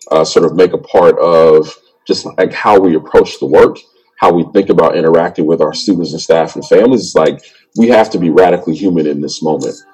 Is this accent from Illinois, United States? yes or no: yes; Chicago, Illinois, United States; grew up on the south side in Englewood. And actually, my school where I'm at right now. Um, when I was born in Chicago, like the apartment that I lived with my mom and dad is like less than five minutes from my school